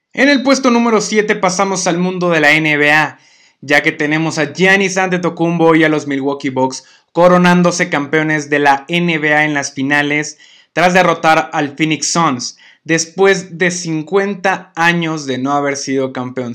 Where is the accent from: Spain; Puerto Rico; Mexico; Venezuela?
Mexico; los mexicanos